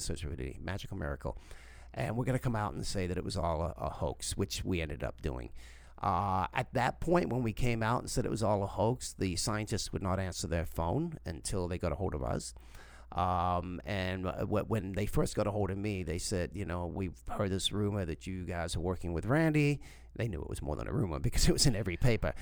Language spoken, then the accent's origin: English; South Africa; born or raised there; moved away; also born or lived in England